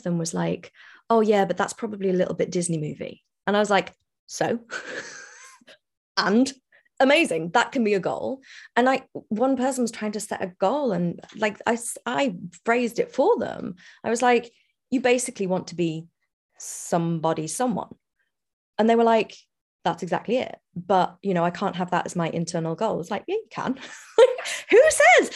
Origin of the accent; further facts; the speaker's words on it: United Kingdom; I'm British